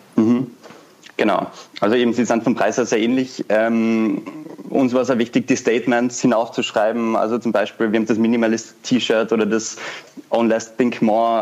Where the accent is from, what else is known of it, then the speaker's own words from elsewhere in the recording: Vienna, Austria; ich komme aus Wien, bin 21 Jahre alt